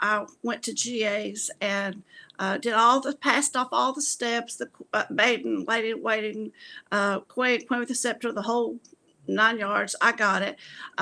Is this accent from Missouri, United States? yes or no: no; Gastonia, North Carolina, United States; moved away as an adult; also born or lived in Lincolnton, North Carolina; I was born actually in Lincolnton, North Carolina. And when I was 3 years old, we moved to Gastonia, where I lived the rest of my life until I actually went away to college and got married and moved away